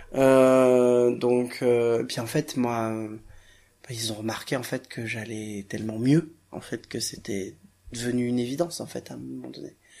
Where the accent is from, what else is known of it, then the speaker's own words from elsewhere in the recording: Royan, Nouvelle-Aquitaine, France; Je suis né euh, à Royan, en Charente-Maritime